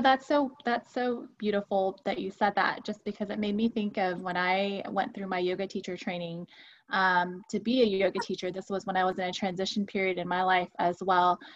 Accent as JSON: {"language": "English", "town": "Houston", "region": "Texas", "country": "United States", "tie": "born or raised there", "said": "being from Houston, um, and I was born and raised in Houston"}